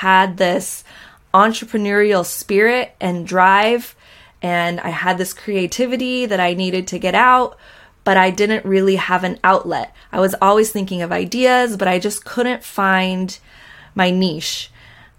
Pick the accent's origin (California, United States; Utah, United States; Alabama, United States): California, United States; Orange County, Costa Mesa, Newport Beach area, Southern; I grew up in Southern California in Orange County, Costa Mesa, Newport Beach area